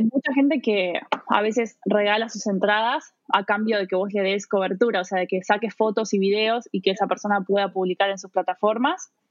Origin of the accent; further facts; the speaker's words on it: Buenos Aires, Argentina; moved away as an adult; also born or lived in New York, United States; now in Munich, Germany; yo soy argentina, eh, viví la mayor parte de mi vida en, eh, bueno, en Buenos Aires, en la provincia de Buenos Aires, en las afueras y después en, en la ciudad de Buenos Aires